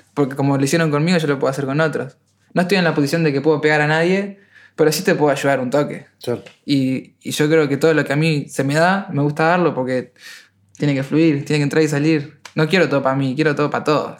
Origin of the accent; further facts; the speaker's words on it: Uruguay; soy uruguayo